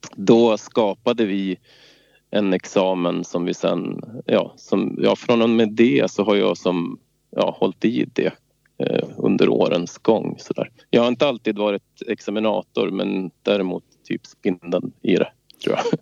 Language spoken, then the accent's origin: Swedish; Svenstavik, Jämtland, Sweden; also born or lived in Stockholm; Jag är från Stockholm ursprungligen och kom upp hit när jag var sex år till Svenstavik, en liten ort söder om Östersund, sex mil söder